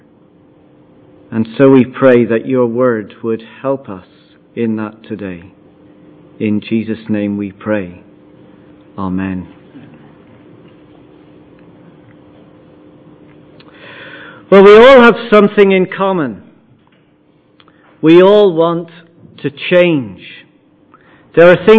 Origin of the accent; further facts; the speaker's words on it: Ireland; I'm Irish, I'm a husband, I'm a father, I'm a pastor, I'm a Munster supporter